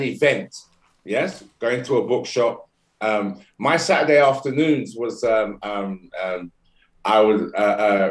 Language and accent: English; London, United Kingdom; I'm born and raised in London, UK.